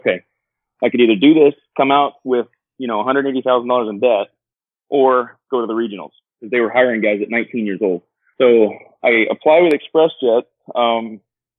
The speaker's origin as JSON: {"language": "English", "region": "South Georgia", "country": "United States", "tie": "born or raised there", "said": "Born and raised in South Georgia."}